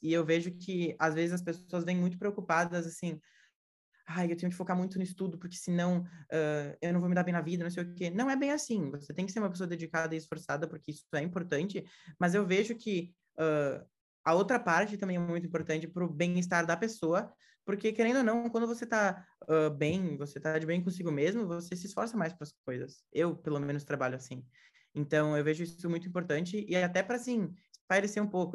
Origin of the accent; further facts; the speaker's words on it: Brazil; now in Florida, United States; eu sou brasileiro